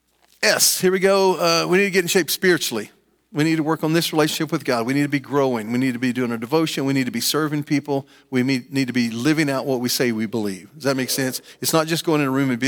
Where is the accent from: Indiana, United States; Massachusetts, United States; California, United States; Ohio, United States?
Ohio, United States; Franklin; I grew up in Franklin and I played sports here in junior high school.